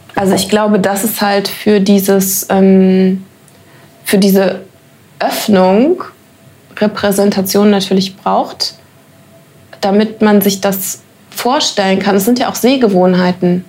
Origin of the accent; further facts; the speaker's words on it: Germany; ich bin Deutsche